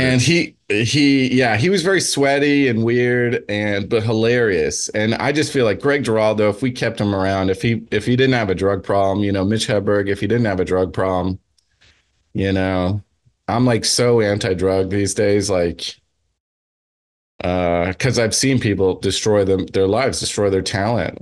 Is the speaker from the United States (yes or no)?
yes; New Jersey, United States; I'm from Jersey